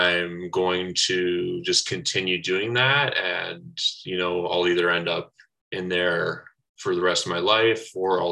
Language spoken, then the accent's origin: English; Brantford, Ontario, Canada; moved away; I grew up in Brantford, Ontario, a little bit of a small town, southern Ontario there